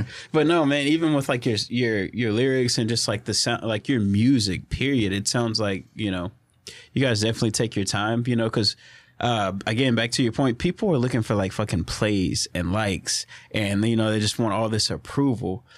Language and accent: English; Orange, Texas, United States; my hometown's Orange